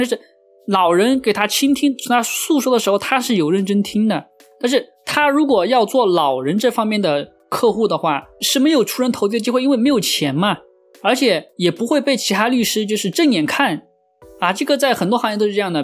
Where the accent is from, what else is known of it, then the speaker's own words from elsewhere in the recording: China; 也相当于我们中国，就是一个什么专科毕业